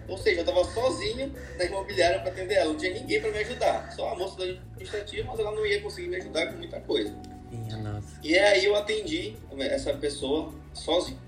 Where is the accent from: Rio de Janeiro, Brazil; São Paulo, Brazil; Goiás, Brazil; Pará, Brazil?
Pará, Brazil; Belém; sou de Belém, trabalho aqui